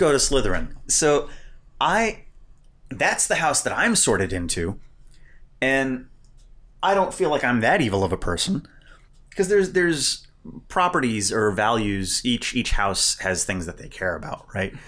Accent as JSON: {"language": "English", "region": "Indiana", "country": "United States", "tie": "born or raised there", "moved": "yes", "said": "I grew up initially in Indiana, which is a basketball state."}